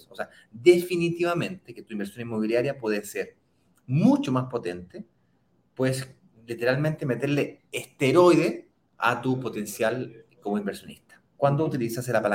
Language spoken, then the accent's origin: Spanish; Santiago, Santiago Metropolitan Region, Chile; desde, Santiago, de Chile, mi ciudad natal